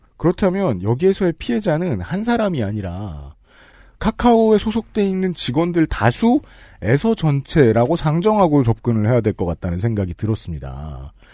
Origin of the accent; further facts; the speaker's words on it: South Korea; 저는 한국 남자니까